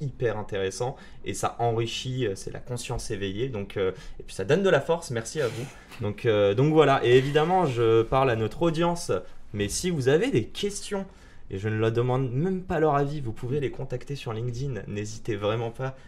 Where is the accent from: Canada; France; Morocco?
Morocco; Je suis marocain